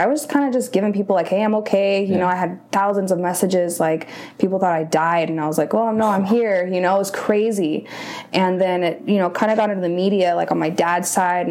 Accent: Rancho Cucamonga, California, United States; I'm from Rancho Cucamonga, so like Inland Empire area

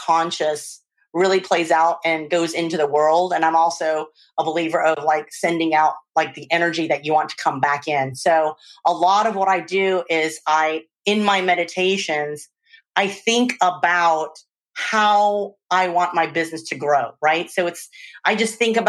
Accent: Louisiana, United States; also born or lived in Czech Republic; now in Oakland, United States; I grew up in Louisiana, and I've moved to the Czech Republic.

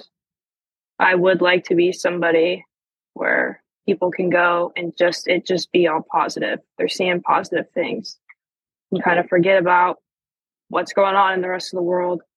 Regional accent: Western New York, United States; moved away; also born or lived in Pennsylvania; So I was born in Pennsylvania, but I grew up in Western New York

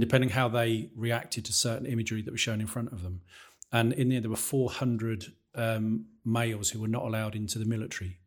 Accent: Peterborough, East of England, United Kingdom; I come from Peterborough

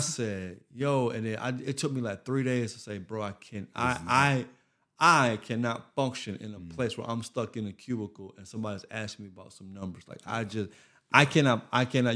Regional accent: Florida, United States; moved away as an adult; also born or lived in Bermuda; now in Atlanta, United States; I live in Atlanta. I'm from Florida

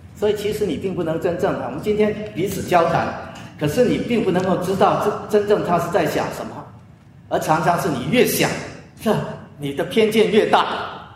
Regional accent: China; moved away; also born or lived in United States; 我们中国人

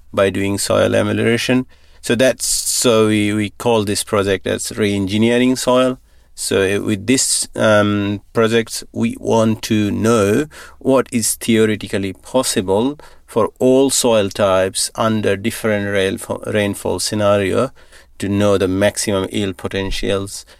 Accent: Bangladesh; moved away as an adult; also born or lived in Thailand; now in Northam, Australia; I grew up in Bangladesh on a little farm

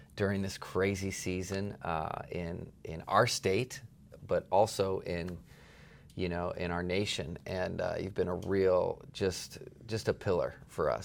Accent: East Coast, United States; moved away; I spent a lot of time growing up on the East Coast

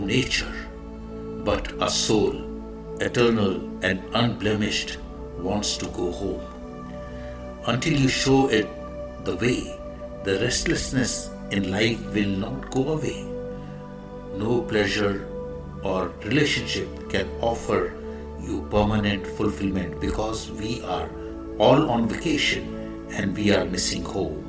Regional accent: India; I am the Indian monk

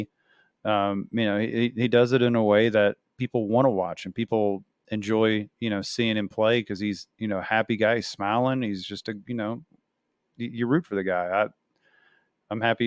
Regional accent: Louisville, Kentucky, United States; where I grew up in Kentucky and Louisville

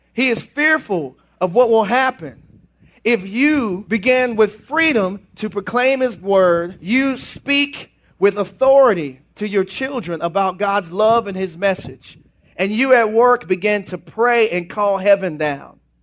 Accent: United States; I am American

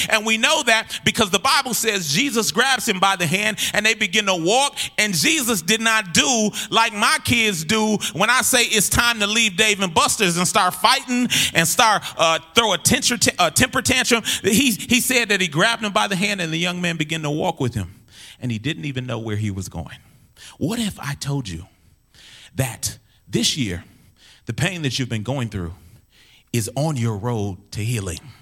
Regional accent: Minneapolis, Minnesota, United States; I'm from North Minneapolis

